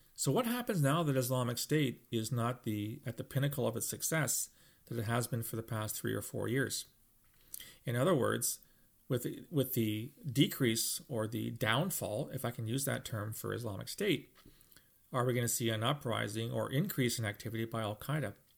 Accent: London, Ontario, Canada; my hometown, London, Ontario

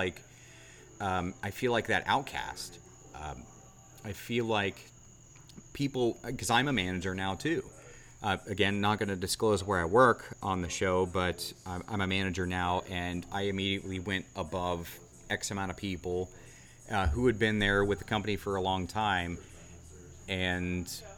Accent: Southern Ohio, United States; now in Charleston, United States; I'm from Southern Ohio

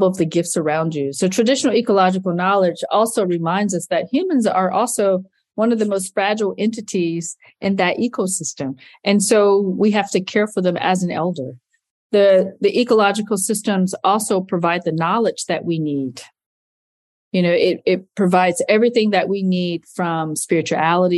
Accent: North Carolina, United States; accent: Southern; now in Pacific Northwest, United States; I'm a North Carolinian. So my place-based knowledge would be, you know, remembering bare feet, toes in red clay or sandy, loamy soil, smelling tobacco being cured on our family farm

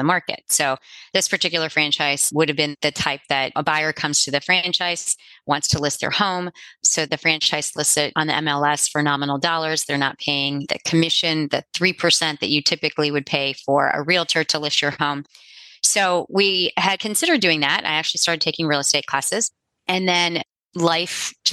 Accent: Midwest, United States; also born or lived in Cincinnati, Ohio; we are from the Midwest. We live in Cincinnati, Ohio.

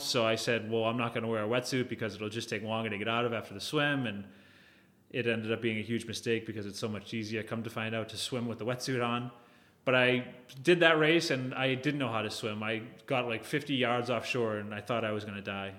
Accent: Hull, Massachusetts, United States; also born or lived in Hingham; growing up in the South Shore, I grew up in Hull

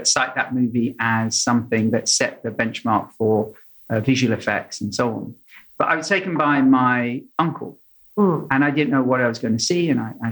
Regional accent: London, United Kingdom; moved away as an adult; also born or lived in Sydney, Australia; I grew up in London, so you've got South London and North London

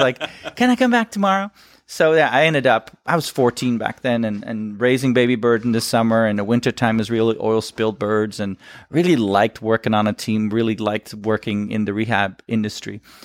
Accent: Netherlands; moved away as an adult; now in United States; shows that I'm from Holland

